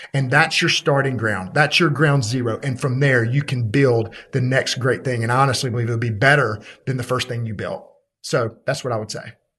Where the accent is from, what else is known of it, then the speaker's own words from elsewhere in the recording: Birmingham, Alabama, United States; I'm from Birmingham, Alabama